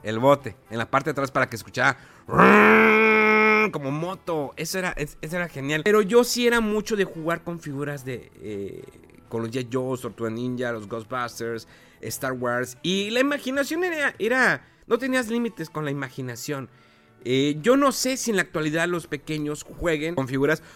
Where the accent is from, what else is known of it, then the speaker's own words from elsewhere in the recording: Mexico; Como buen mexicano